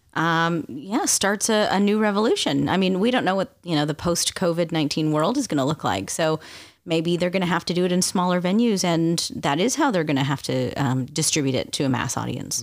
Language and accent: English; Canada; being Canadian, it's not like I'm, you know, well versed in American history